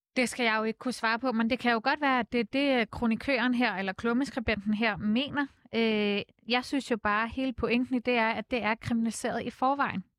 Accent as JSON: {"language": "Danish", "town": "Copenhagen", "region": "Capital Region of Denmark", "country": "Denmark", "tie": "born or raised there", "said": "der hvor jeg voksede op på Nørrebro"}